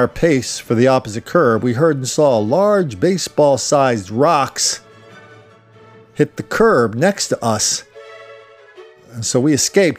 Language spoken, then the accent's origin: English; Fort Dodge, Iowa, United States; now in Oregon, United States; Short story, I'm from Fort Dodge, Iowa.